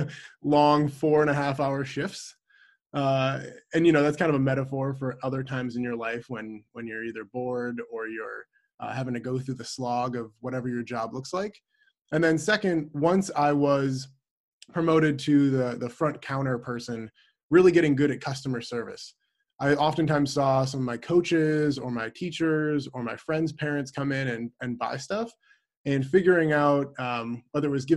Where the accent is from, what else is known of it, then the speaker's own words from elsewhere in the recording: Midwest, United States; moved away as an adult; also born or lived in Minneapolis, Minnesota; I'm from the Midwest originally